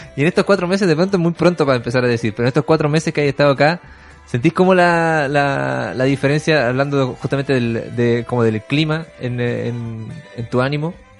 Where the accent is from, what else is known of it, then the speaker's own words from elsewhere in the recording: Iquique, Tarapacá, Chile; now in Santiago, Chile; Yo soy de Quique y, en, y yo he hecho, hasta el día de hoy, yo me vine hace ya 15 años para acá